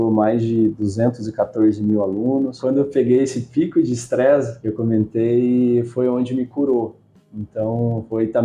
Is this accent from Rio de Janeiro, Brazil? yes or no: no; Campinas, São Paulo, Brazil; born there; also born or lived in Paraná; meus pais são paranaenses. Eu nasci em Campinas, né? 9 anos de idade eu vendi sorvete na rua lá no Paraná. A gente morou cinco anos lá, nasci aqui, a gente voltou.